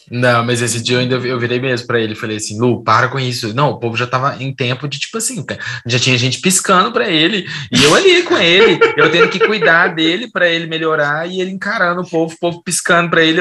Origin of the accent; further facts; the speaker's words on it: Brazil; also born or lived in Belo Horizonte; eu nasci em Belo Horizonte, mas eu cresci no interior.